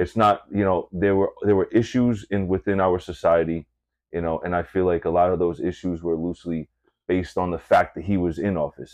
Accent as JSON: {"language": "English", "region": "Massachusetts", "country": "United States", "tie": "born or raised there", "moved": "yes", "said": "coming from Massachusetts"}